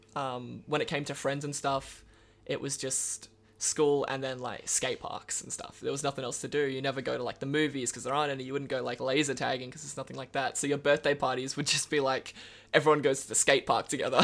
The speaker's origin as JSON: {"language": "English", "town": "Karratha", "region": "Western Australia", "country": "Australia", "tie": "born or raised there", "lives_now": "Perth, Australia"}